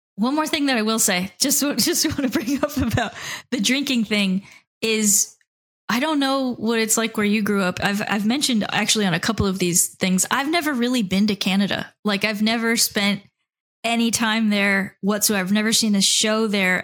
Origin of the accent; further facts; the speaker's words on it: South Florida, United States; I came from the South Florida scene, I, I guess you could call it, and Miami and Fort Lauderdale and West Palm